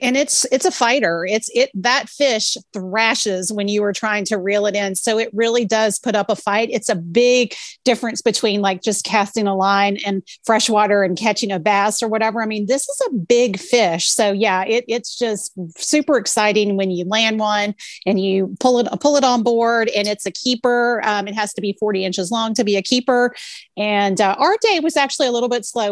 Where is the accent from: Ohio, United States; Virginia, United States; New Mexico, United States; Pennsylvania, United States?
Virginia, United States; I'm a native Virginian and I love Virginia